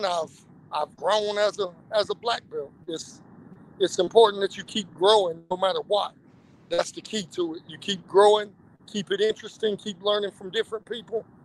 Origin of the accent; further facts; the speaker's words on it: North Myrtle Beach, South Carolina, United States; I'm from North Myrtle Beach, South Carolina. Long area, I still live there, but I'm currently in Hawaii with my day job